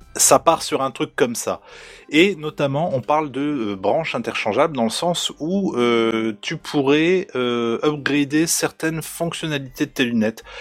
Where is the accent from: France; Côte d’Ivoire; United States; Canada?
France; Normandy; now in East of France, France; je viens de Normandie